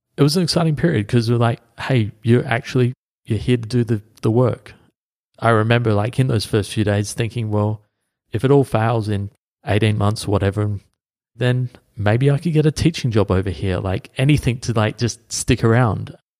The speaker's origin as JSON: {"language": "English", "town": "Adelaide", "region": "South Australia", "country": "Australia", "tie": "born or raised there", "said": "my hometown of Adelaide"}